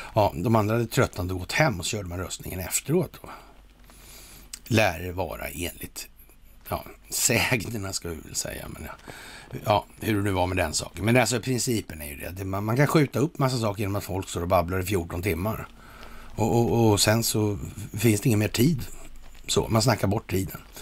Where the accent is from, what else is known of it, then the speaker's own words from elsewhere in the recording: Sweden; här hemma i Sverige